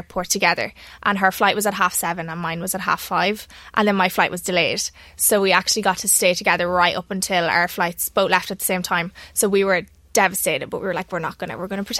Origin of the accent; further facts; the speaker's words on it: Ireland; I'm just me from Ireland